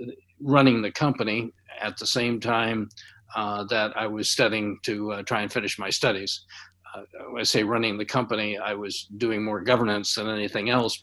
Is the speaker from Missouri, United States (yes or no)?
no; Spokane, Washington, United States; I grew up in Spokane, Washington, which is near the Canadian border on the eastern edge of the state of Washington. And it was a small town, a couple hundred thousand people. It was one where you spend most of your time out of doors.